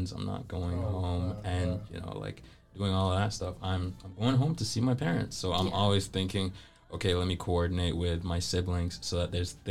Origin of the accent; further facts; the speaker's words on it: Ghana; I'm Ghanaian